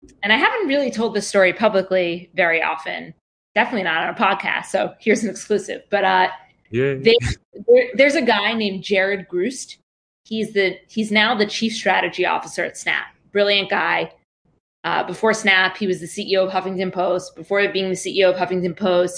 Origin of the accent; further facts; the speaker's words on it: New York, United States; I grew up in New York